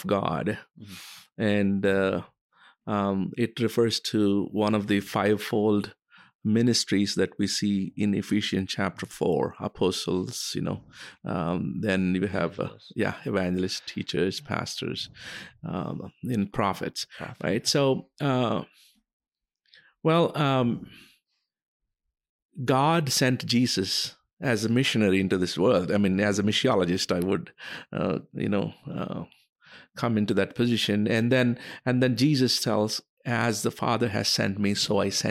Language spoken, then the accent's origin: English; India; moved away as an adult; also born or lived in United States; I was born and raised in India